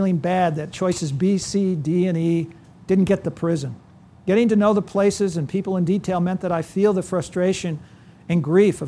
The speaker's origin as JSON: {"language": "English", "region": "California", "country": "United States", "tie": "born or raised there", "also_born_or_lived": "Iowa", "moved": "yes", "said": "I grew up in California"}